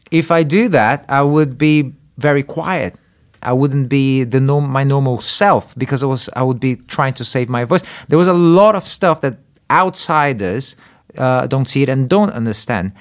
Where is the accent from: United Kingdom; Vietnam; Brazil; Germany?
Brazil; moved away; I grew up in Brazil